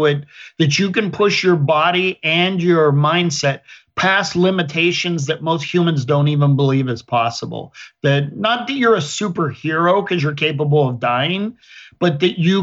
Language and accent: English; western Pennsylvania, United States; moved away as an adult; now in Sarasota, United States; I grew up in Pennsylvania in farm country in between Pittsburgh and Erie on the western side of Pennsylvania